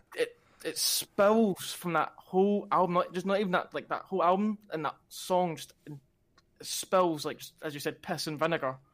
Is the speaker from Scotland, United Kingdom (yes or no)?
yes; Glasgow, Scotland, United Kingdom; I come from Glasgow